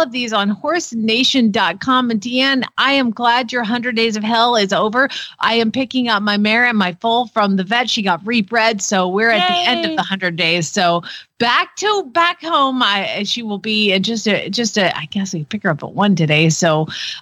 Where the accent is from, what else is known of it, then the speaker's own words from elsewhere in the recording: Georgia, United States; moved away as an adult; also born or lived in Arizona; now in Norman, Oklahoma, United States; I'm from Georgia, but we always had the indoor riding arena that I grew up